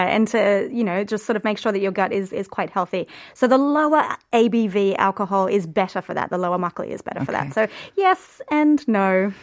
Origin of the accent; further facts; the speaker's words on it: Australia; moved away as an adult; now in Korea; I'm Australian